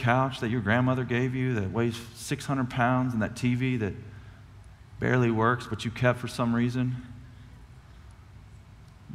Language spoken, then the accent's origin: English; Cuero, Texas, United States; I'm a chump from Cuero, Texas.